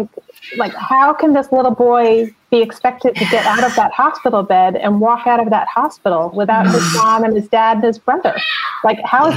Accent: New Jersey, United States; I'm from New Jersey

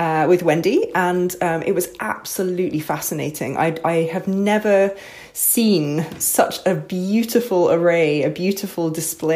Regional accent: Scotland, United Kingdom; I grew up in Scotland, and the notion of being able to get a sourdough loaf in the Borders where I live was just a totally alien thing

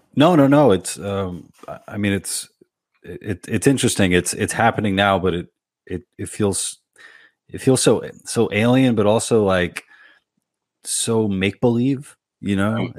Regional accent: New York City, New York, United States; I went to public school in Queens. I grew up in in Woodside

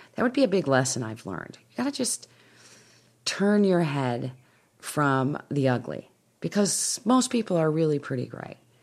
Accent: Winnetka, Illinois, United States; moved away; I am speaking in my hometown

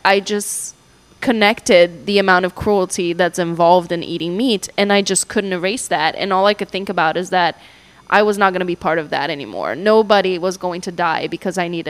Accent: Brazil; now in St. Petersburg, United States; I'm from Brazil, and it's a very meat-heavy Brazilian diet

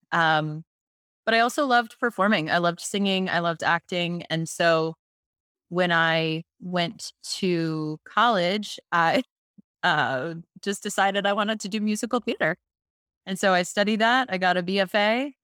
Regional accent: Tampa, Florida, United States; I'm from Florida, originally from the Tampa Bay area

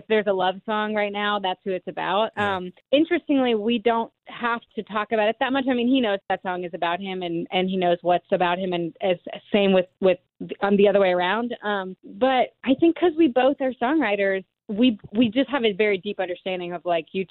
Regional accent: Alabama, United States; we both grew up in Alabama

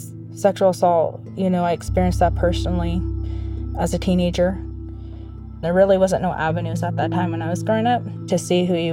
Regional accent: Hoopa, California, United States; We grew up poor here on the Hoopa Indian Reservation

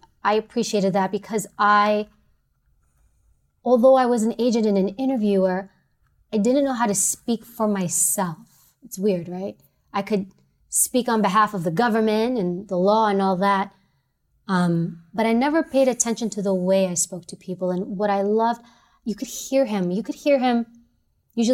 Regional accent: New York City, New York, United States; I'm from New York City

